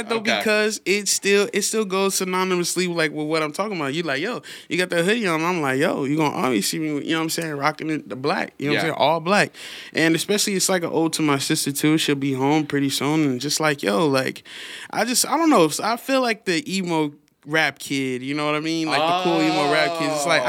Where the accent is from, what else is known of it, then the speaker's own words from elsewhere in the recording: Las Vegas, Nevada, United States; I'm from Vegas, man. Born and raised. Sunrise Hospital.